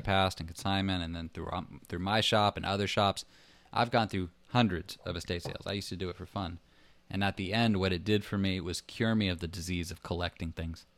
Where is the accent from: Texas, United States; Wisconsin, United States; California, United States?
California, United States; Los Angeles; I come from Los Angeles, and I come from I grew up in Hollywood